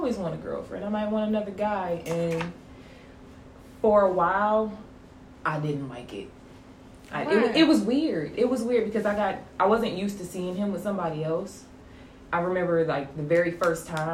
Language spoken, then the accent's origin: English; Detroit, Michigan, United States; moved away as an adult; now in Savannah, United States; I am originally from Detroit.